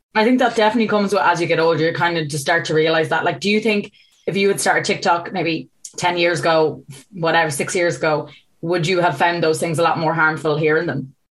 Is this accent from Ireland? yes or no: yes; Ireland; I'm an Irish person